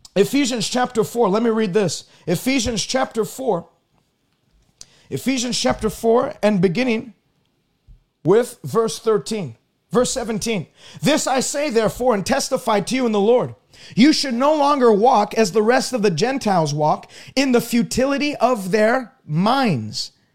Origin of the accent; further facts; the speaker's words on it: Canada; I'm a Canadian. I don't speak like an American.